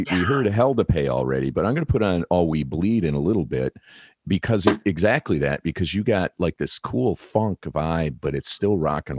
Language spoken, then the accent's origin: English; Detroit, Michigan, United States; I'm from Detroit.